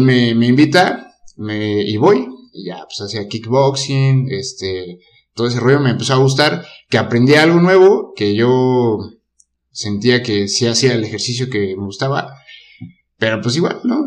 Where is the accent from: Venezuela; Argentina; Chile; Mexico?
Mexico; Querétaro; soy queretano desde siempre